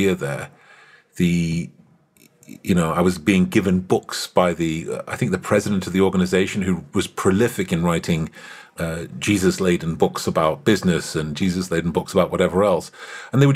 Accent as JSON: {"language": "English", "country": "United Kingdom", "moved": "yes", "said": "I'm British"}